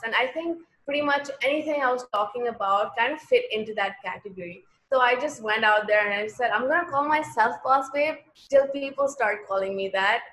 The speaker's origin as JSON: {"language": "English", "country": "Pakistan", "also_born_or_lived": "Lahore / Karachi", "said": "as a Pakistani girl"}